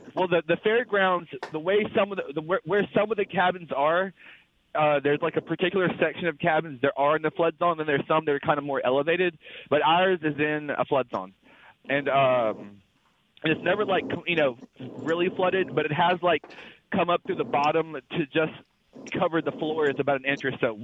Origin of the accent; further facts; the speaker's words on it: Philadelphia, Mississippi, United States; I'm from Philadelphia, Mississippi, but I am in Little Rock now because I'm a truck driver